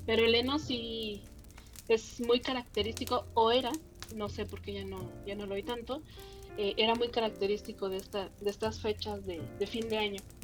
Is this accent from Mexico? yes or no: yes; Mexico; soy mexicana